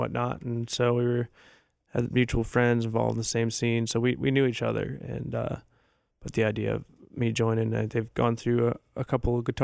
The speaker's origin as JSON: {"language": "English", "town": "Buffalo", "region": "New York", "country": "United States", "moved": "as an adult", "lives_now": "Austin, United States", "said": "I'm from Buffalo, New York area originally, and I've been in Austin for about 5"}